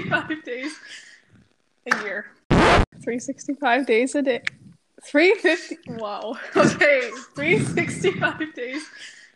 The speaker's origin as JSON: {"language": "English", "town": "Stratford", "region": "Ontario", "country": "Canada", "tie": "born or raised there", "said": "I was born in Stratford, Ontario, Canada"}